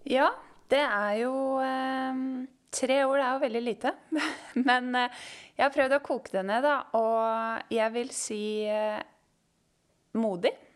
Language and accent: Norwegian; Øyer, Innlandet, Norway; moved away as an adult; now in Oslo, Norway; Jeg kommer fra Øyer i Gudbrandsdalen